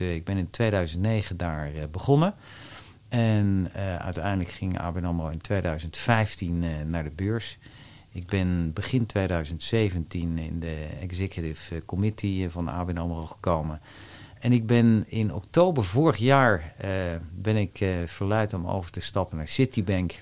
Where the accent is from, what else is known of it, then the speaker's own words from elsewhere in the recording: Wassenaar, South Holland, Netherlands; also born or lived in Amsterdam; En daar heb ik mijn jeugd doorgebracht. En ja, in het groene, rustige nou ja, Wassenaar